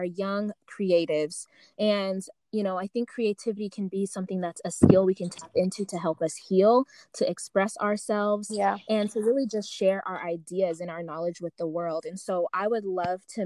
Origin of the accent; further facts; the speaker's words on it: United States; also born or lived in Uganda; I was born there, but I grew up in the States and hadn't been back until I went back at 24.